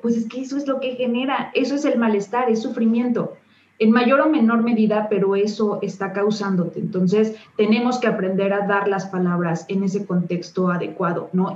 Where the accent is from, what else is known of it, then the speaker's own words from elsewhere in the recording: Mexico; somos mexicanos